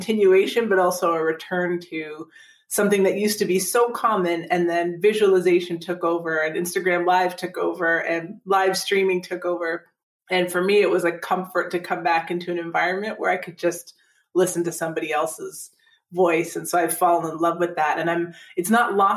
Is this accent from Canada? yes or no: yes; Canada; I grew up in Canada, but listening to the Detroit radio